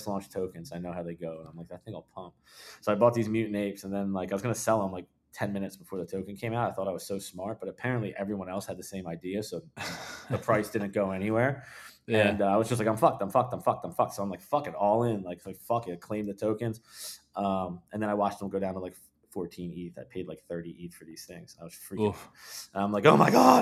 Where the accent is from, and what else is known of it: Philadelphia, Pennsylvania, United States